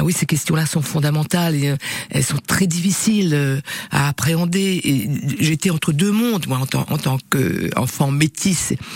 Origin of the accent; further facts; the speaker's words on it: Réunion; accent: Creole; French is a second language; moved away; je suis parti de l'île de la Réunion où je suis né pour découvrir le monde